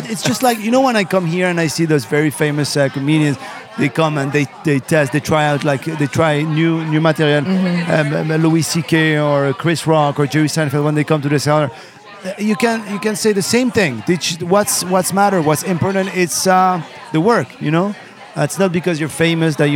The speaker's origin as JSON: {"language": "English", "country": "Morocco", "tie": "born or raised there", "second_language": "English", "moved": "as an adult", "lives_now": "France", "said": "I live in France, but I'm not French. I was born in Morocco. I've been living in France for 20 years, but I was born and raised in Morocco."}